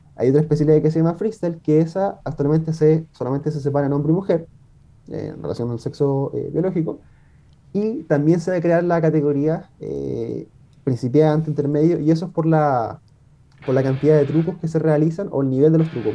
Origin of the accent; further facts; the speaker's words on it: Lota, Biobío, Chile; yo soy de Lota, tengo igual un club acá